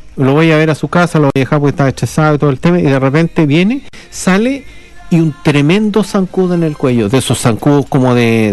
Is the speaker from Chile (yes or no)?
yes; Chile; accent: Chilean; now in Christchurch, New Zealand; ni siquiera el chileno no lo reconoce porque tenemos un acento bastante particular